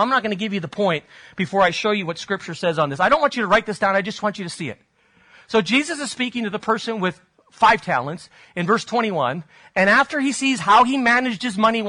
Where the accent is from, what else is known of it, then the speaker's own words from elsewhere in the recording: Spain; moved away; I grew up in Spain